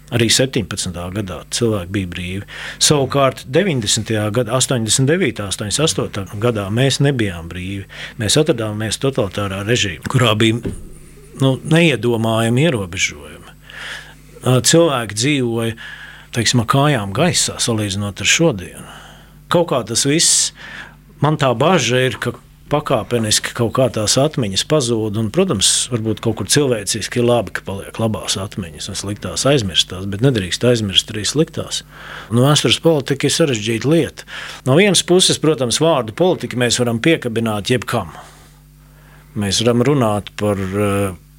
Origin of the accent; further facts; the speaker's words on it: Riga, Latvia; es nāku no Grīziņkalna, tāds ievērojams Rīgas rajonā